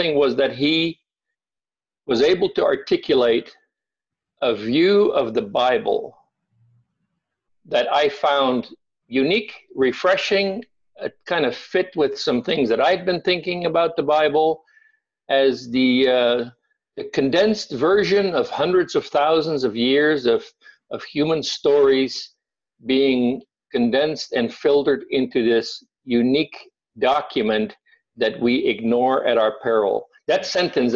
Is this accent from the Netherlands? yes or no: yes; Netherlands; moved away as an adult; I was born and raised in Holland. I lived there for the first 18 years of my life, and I'm very Dutch.